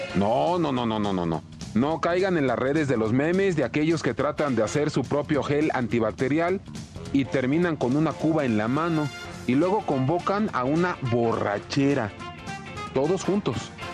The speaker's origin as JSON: {"language": "Spanish", "country": "Mexico", "said": "como somos los mexicanos"}